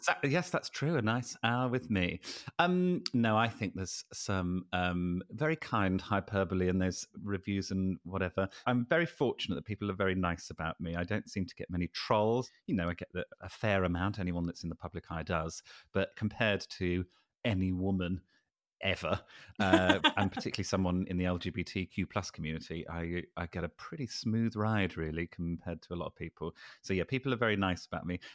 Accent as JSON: {"language": "English", "country": "United Kingdom"}